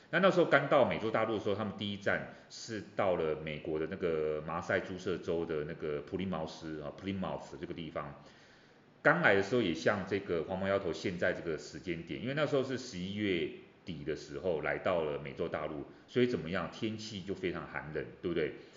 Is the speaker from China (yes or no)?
no; Taiwan; 我们台湾人